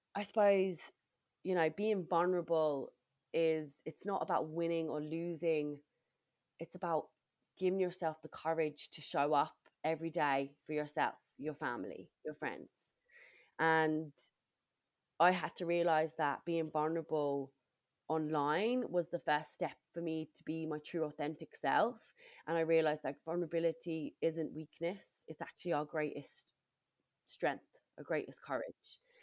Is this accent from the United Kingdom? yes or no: yes; England, United Kingdom; moved away as an adult; now in Ireland; I'm originally from England